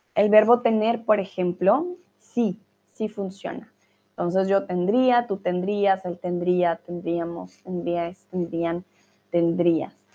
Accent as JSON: {"language": "Spanish", "country": "Colombia", "moved": "yes", "lives_now": "Germany", "said": "Soy de Colombia, estoy viviendo en Alemania"}